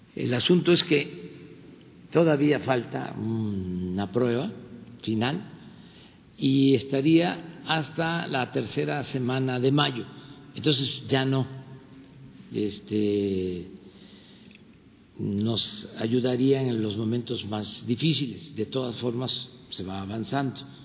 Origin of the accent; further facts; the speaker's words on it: Mexico; más fraternos de lo que somos los mexicanos